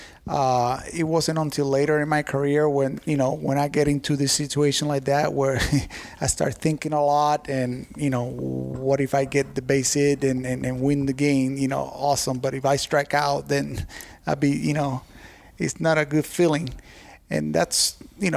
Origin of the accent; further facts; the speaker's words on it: Puerto Rico; moved away; to play in my home country